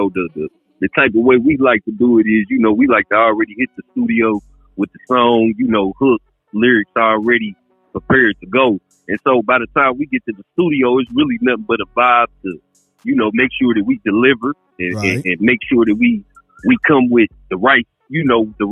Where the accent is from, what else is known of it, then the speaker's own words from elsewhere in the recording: Indianapolis, Indiana, United States; I come from Naptown.